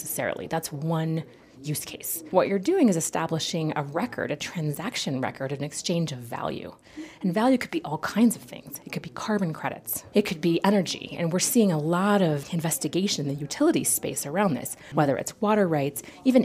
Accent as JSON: {"language": "English", "country": "United States"}